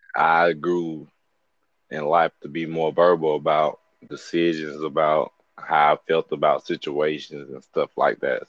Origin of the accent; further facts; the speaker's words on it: Birmingham, Alabama, United States; I'm from Birmingham, Alabama, from the west side